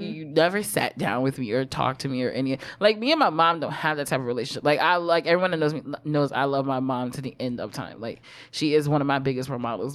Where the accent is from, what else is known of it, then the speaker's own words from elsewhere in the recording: New York City, New York, United States; first language English; the hospital I was born at in Brooklyn is on Atlantic Avenue